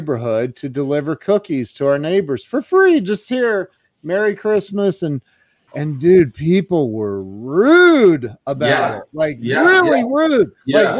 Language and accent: English; Midwest, United States; also born or lived in Las Vegas; now in Ohio, United States; when we lived in Vegas, my wife is, you know, we're from the Midwest. So we lived in Vegas in this gated community.